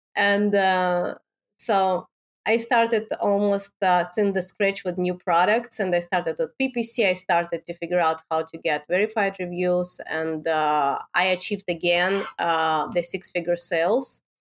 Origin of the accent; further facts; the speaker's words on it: Moscow, Russia; English is a second language; moved away; I born and raised in Russia. I born in Moscow in the capital.